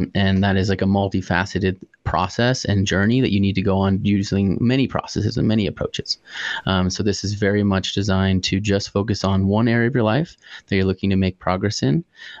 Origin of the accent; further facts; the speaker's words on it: Manitou Springs, Colorado, United States; now in Denver, United States; My dad moved out here about 40 years ago and started his life in Manitou Springs, where I grew up